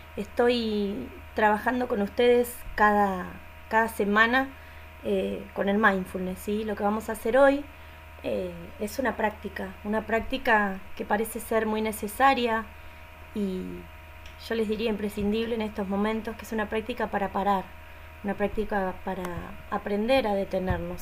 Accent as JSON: {"language": "Spanish", "country": "Argentina", "said": "soy de Argentina"}